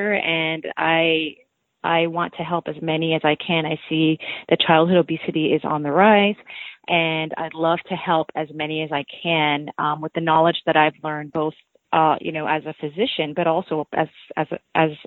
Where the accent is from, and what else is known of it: United States; born or raised there; also born or lived in Cairo, Egypt